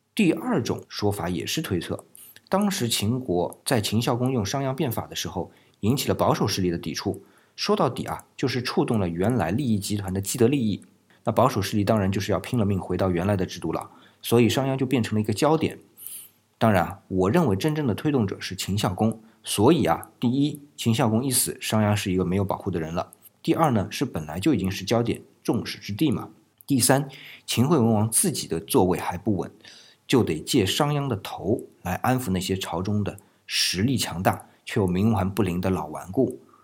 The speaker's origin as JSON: {"language": "Chinese", "country": "China", "said": "我们中国人可是对于死去以后的遗体很重视的"}